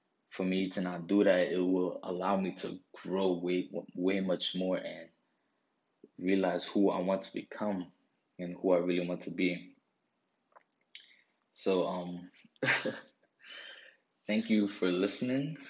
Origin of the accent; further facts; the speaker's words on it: New York City, New York, United States; I'm a kid from New York. I grew up in the Bronx